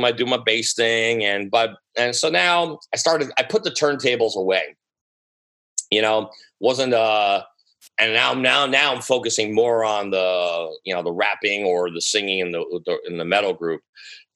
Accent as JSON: {"language": "English", "country": "United States", "said": "I'm American"}